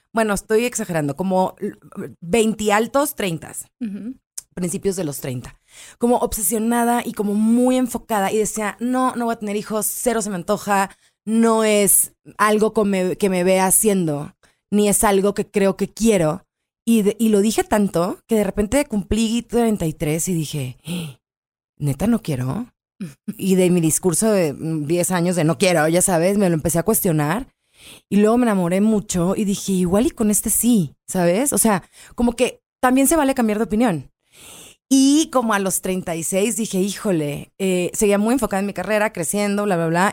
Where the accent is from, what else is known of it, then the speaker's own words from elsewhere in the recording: Culiacán, Sinaloa, Mexico; somos de Culiacán, muy pochos